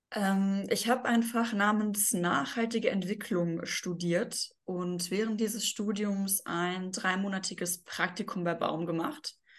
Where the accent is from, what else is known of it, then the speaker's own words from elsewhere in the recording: Bochum, North Rhine-Westphalia, Germany; in Bochum, das ist meine Heimatstadt, ähm, also da wohne ich auch